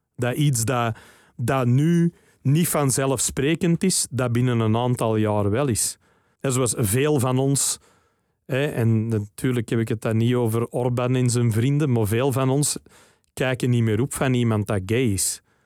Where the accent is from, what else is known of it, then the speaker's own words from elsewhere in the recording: Flanders, Belgium; wij zijn België en bij verlenging Vlaanderen